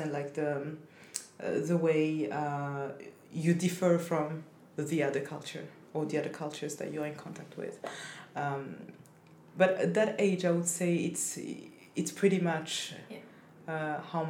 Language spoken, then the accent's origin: English; Burundi; English is a second language; also born or lived in Cameroon / France; now in Sweden; I come from Burundi, but I've lived so many years abroad